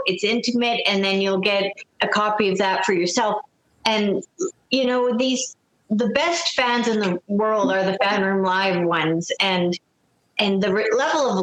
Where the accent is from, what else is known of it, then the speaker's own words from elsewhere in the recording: Canada; I'm a Canadian